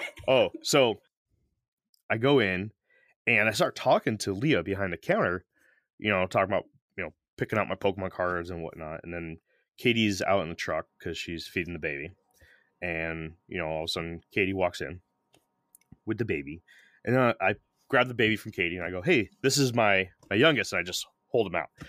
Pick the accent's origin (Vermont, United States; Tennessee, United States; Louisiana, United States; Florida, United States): Florida, United States; St. Petersburg; I'm from Saint Pete